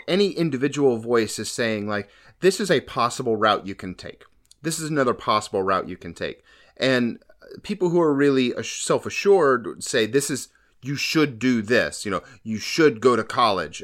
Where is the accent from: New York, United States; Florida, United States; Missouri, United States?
Florida, United States; now in Maryland, United States; I was born in Florida. I grew up there